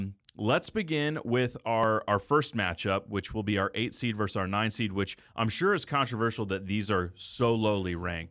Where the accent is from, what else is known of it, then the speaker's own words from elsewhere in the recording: the South, United States; So my birthday is in the month of May. It's also the month that, at least where I grew up in the South, we got out of school.